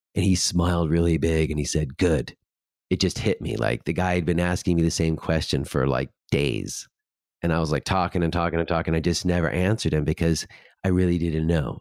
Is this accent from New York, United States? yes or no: yes; New York, United States; I was from New York